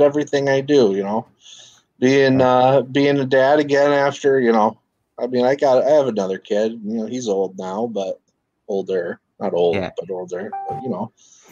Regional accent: Saginaw, Michigan, United States; moved away as an adult; also born or lived in Mount Pleasant, Michigan; now in Lansing, United States; originally, I'm from Saginaw, just not too far. Lived there, went off to college at Central

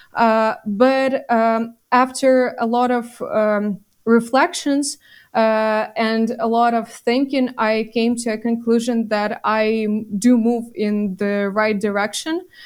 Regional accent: Bucha district, Kyiv Oblast, Ukraine; my hometown is in the Kiev region and it suffered a lot. Is it is actually in the Bucha district

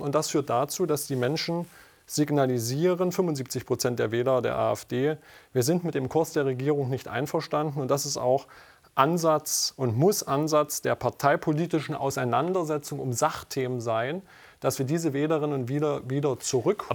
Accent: near Raguhn-Jeßnitz, Saxony-Anhalt, Germany; in unmittelbarer Nähe von meiner Heimat

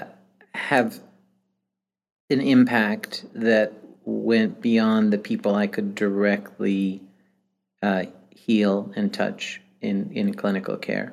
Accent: Iran; moved away; also born or lived in New York City; I grew up in Iran

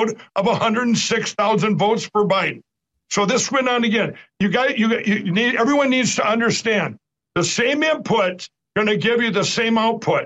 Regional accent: Minnesota, United States; my home state of Minnesota

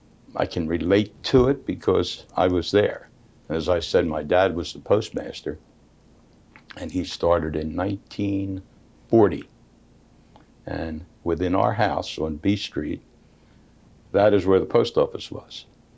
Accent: Swedeland, Pennsylvania, United States; I was born and raised in Sweedland.

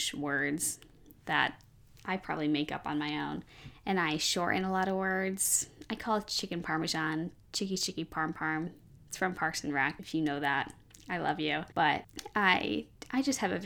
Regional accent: Chicago, Illinois, United States; I'm from Chicago.

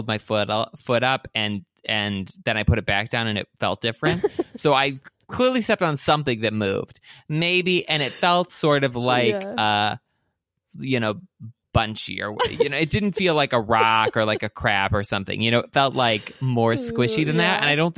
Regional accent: Michigan, United States; I did not go to college at Michigan State, but I grew up near Michigan State, and both my parents did

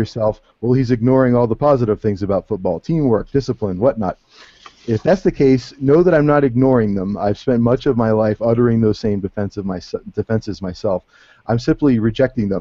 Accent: Cleveland, Ohio, United States; moved away; I'm from Cleveland, which is, of course, a huge town for sports fandom, and I've spent almost all of my youth utterly obsessed with the local teams

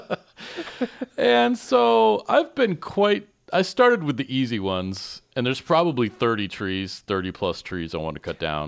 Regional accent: Michigan, United States; accent: Michigan; moved away; I'm very sensitive to my Michigan accent because I never knew I had one until I came up here

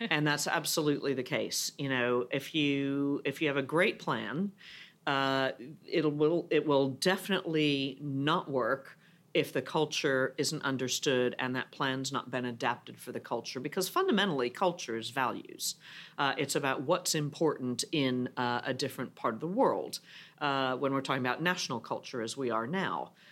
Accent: United States; moved away as an adult; now in Europe; as an American

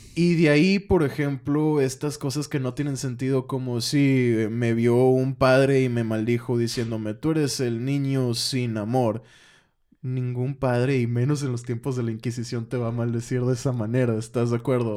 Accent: Mexico; siendo mexicano, escuchando esa, o más bien hablando español

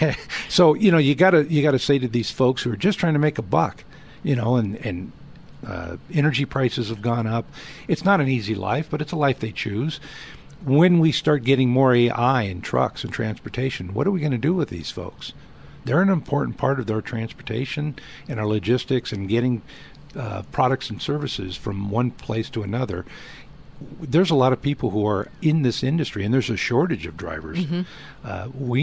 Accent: Southern California, United States; I grew up in Southern California

